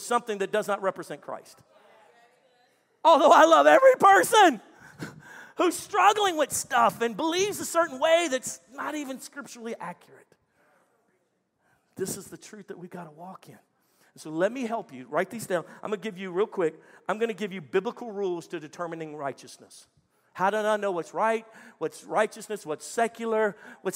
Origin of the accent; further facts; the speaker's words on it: Texas, United States; I'm a Texan